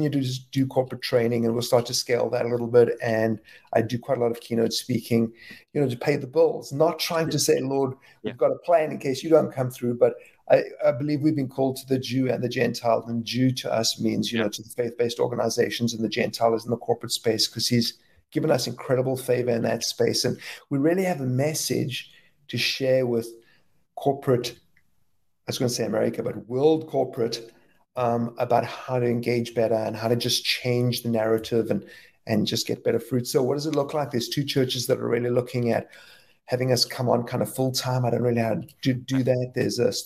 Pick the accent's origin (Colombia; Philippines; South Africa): South Africa; moved away as an adult; now in Philadelphia, United States; we're originally from South Africa, but lived in Philadelphia and love Philadelphia for the last almost 25 years.